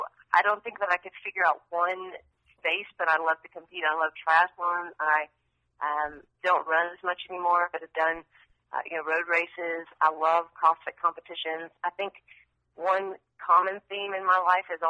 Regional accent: near Asheville, Western North Carolina, United States; moved away as an adult; also born or lived in Chapel Hill, North Carolina / Raleigh, North Carolina; now in Austin, United States; I grew up in near Asheville, so Western North Carolina, and then lived, in the mountains until I went to college

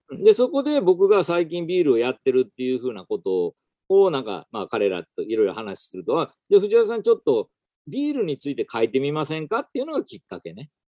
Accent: Toyonaka, Osaka, Japan; moved away as an adult; also born or lived in Tokyo; now in Yosano, Japan; 大阪の豊中市っていうところで

